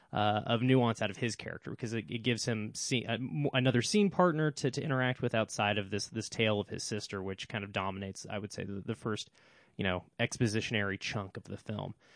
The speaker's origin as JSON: {"language": "English", "country": "United States", "said": "me as an American"}